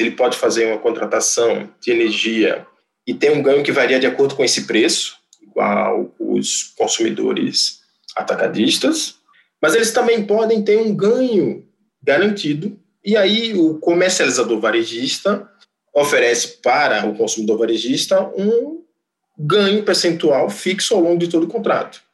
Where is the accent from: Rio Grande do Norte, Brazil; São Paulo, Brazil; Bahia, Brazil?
Rio Grande do Norte, Brazil; moved away as an adult; now in Manaus, Brazil; Eu nasci no Rio Grande do Norte, sou engenheiro eletricista formado pela Universidade Federal do Rio Grande do Norte